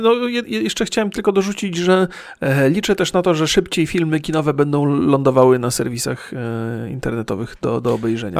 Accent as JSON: {"language": "Polish", "town": "Bolesławiec", "region": "Lower Silesian Voivodeship", "country": "Poland", "tie": "born or raised there", "moved": "yes", "lives_now": "San Francisco, United States", "said": "ja się urodziłem w mieście i nie było to duże miasto, Bolesławiec Wielki nie jest"}